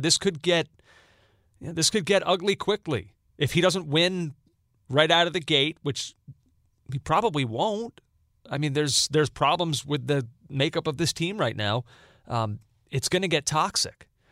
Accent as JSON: {"language": "English", "country": "United States", "said": "as an American"}